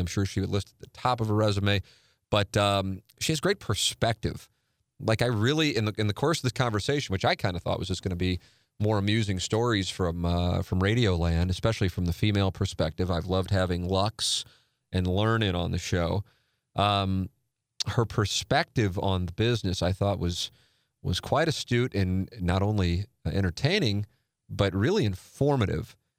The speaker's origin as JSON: {"language": "English", "town": "St. Louis", "region": "Missouri", "country": "United States", "tie": "born or raised there", "said": "I've been doing media in, in this market now for twenty decades, my hometown"}